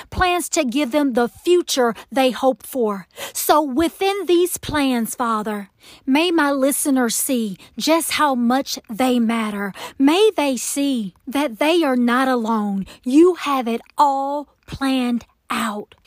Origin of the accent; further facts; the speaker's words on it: Atlanta, Georgia, United States; accent: Southern; I am from Atlanta, Georgia, Can you tell? I am a true Southern Belle